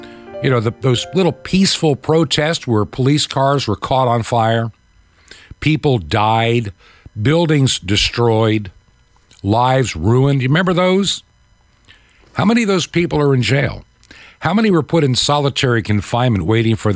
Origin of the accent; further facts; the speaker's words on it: United States; as an American